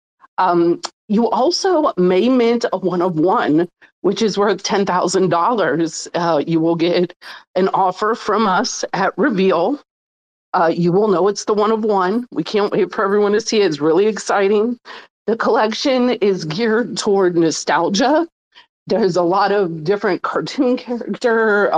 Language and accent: English; Mississippi, United States; also born or lived in New Orleans; I grew up in poverty in Mississippi